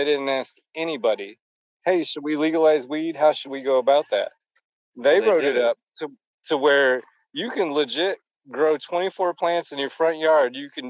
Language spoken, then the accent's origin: English; Indiana, United States; I'm from Indiana.